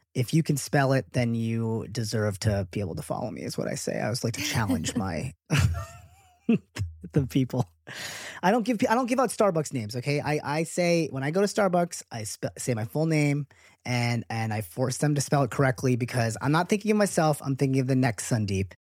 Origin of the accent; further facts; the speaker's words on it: United States; being American-born